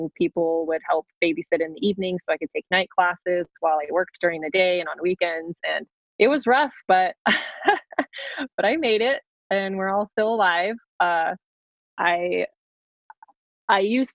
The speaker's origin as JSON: {"language": "English", "region": "New Mexico", "country": "United States", "tie": "born or raised there", "moved": "as an adult", "said": "the area that I grew up in New Mexico."}